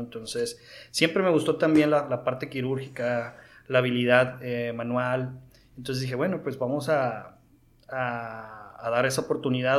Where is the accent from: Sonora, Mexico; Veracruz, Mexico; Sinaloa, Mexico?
Sinaloa, Mexico; Mazatlán; yo soy originario de Mazatlán, Sinaloa